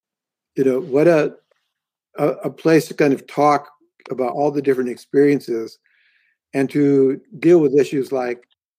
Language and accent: English; India; So I grew up in India